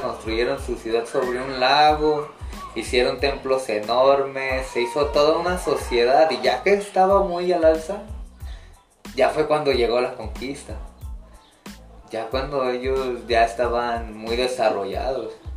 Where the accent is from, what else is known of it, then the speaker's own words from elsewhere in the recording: Mexico; lo que somos ahora los mexicanos